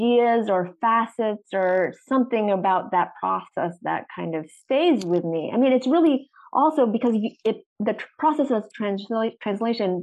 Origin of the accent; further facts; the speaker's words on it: United States; my particular perspective as an American artist